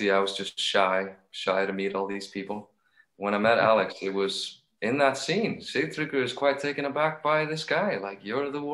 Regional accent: Iceland; I'm from Iceland

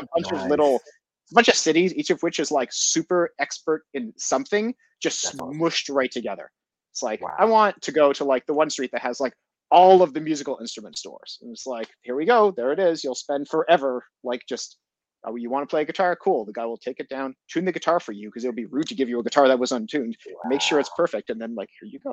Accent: Montreal, Quebec, Canada; moved away as an adult; also born or lived in Japan / Netherlands; now in Toronto, Canada; I grew up in Montreal. I grew up as an English Montreal or an Anglo, as we call ourselves

